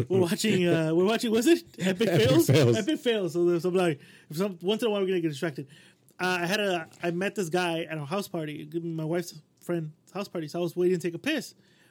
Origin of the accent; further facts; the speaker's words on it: El Monte, California, United States; I'm from Almontes.